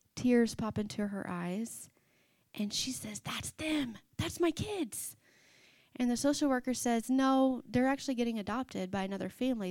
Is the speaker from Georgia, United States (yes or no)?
no; Arkansas, United States; we grew up in the Bible Belt, Arkansas